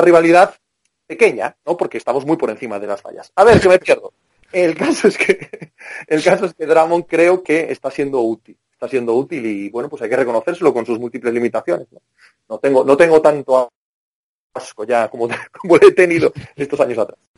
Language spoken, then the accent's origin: Spanish; Cangas, Spain; Cangas es la, mi pueblo, es la capital de la pólvora